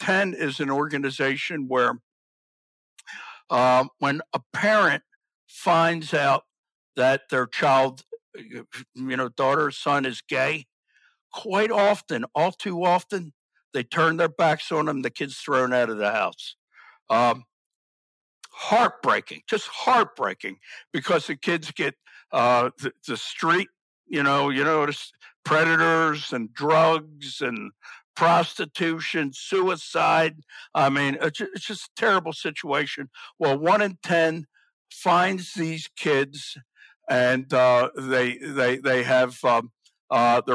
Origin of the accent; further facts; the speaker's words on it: Baltimore, Maryland, United States; I grew up in Baltimore